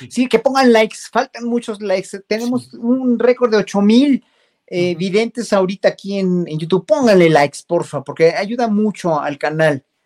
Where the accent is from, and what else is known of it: Mexico